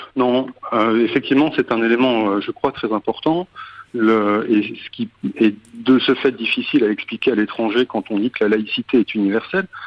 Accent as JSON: {"language": "French", "country": "France", "said": "chez nous"}